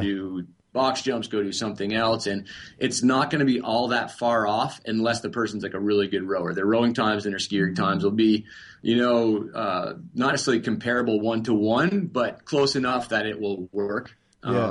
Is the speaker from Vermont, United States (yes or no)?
yes; Vermont, United States; I'm from Vermont originally